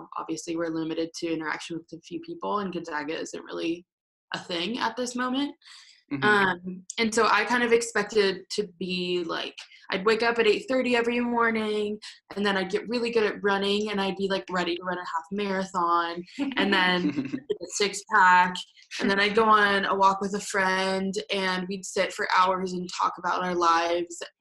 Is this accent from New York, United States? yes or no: no; Denver, Colorado, United States; I'm from Denver, Colorado